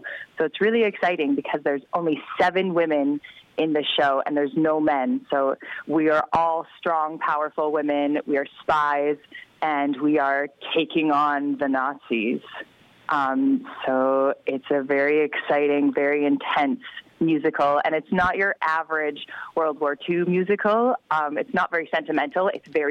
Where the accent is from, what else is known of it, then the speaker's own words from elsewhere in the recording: Regina, Saskatchewan, Canada; I'm from Regina